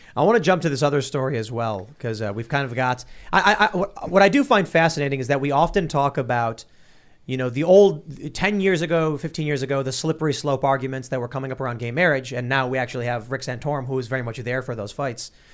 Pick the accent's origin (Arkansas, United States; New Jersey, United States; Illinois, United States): Illinois, United States; Chicago; growing up in Chicago